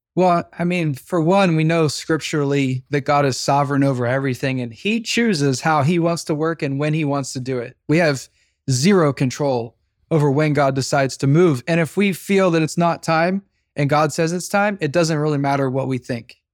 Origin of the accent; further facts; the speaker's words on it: Midwest, United States; now in Los Angeles, United States; grew up in the Midwest